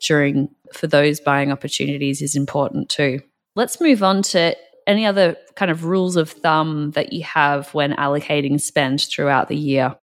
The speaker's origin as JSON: {"language": "English", "country": "Australia", "moved": "yes", "lives_now": "North America", "said": "I'm from Australia"}